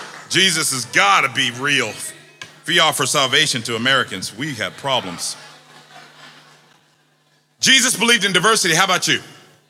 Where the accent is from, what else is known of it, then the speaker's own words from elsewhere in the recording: Jamaica; I'm from Jamaica. I'm from the Caribbean. I can talk ackee and saltfish, but I can't talk pie and mash.